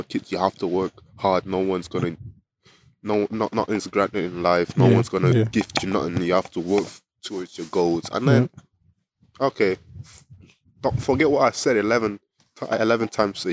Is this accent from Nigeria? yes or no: yes; Sapele, Delta, Nigeria; moved away; my Coca-Cola company in my hometown, Sapele